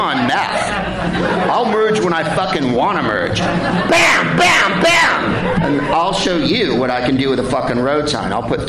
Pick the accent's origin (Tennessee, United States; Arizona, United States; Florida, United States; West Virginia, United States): Arizona, United States; born there; My whole family is from Arizona. I was born in Arizona. I know I shouldn't admit that to a hipster crowd. Obviously, I didn't grow up in Arizona